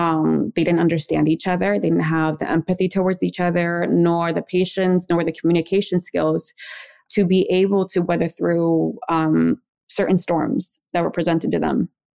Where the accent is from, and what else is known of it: Maryland, United States; born there; also born or lived in Mexico